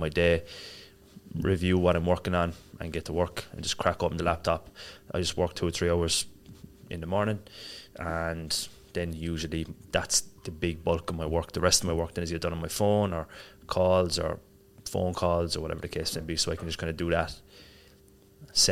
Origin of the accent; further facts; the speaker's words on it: Cork, Munster, Ireland; moved away as an adult; also born or lived in Marbella, Spain; now in Dubai, United Arab Emirates; I grew up in Ireland. So I'm from Cork in Ireland. Lived there until I was, left when I was maybe 23.